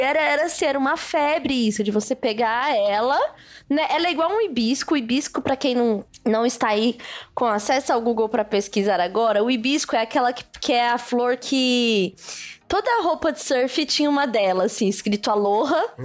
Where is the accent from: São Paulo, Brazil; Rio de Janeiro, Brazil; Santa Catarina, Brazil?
São Paulo, Brazil; also born or lived in Núcleo Bandeirante, Federal District; eu nasci, né, na Zona Leste de São Paulo, fui criada muito tempo aqui pela minha avó paterna